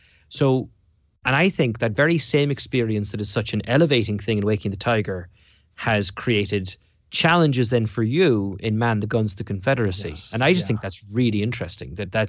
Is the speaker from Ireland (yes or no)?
yes; Munster, Ireland; You know, I was growing up in County Cork and in Ireland in the 1980s and 1990s, and Cork's colours are red and white.